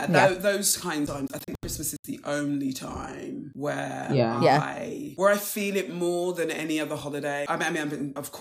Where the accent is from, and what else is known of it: Wembley, London, United Kingdom; born or raised there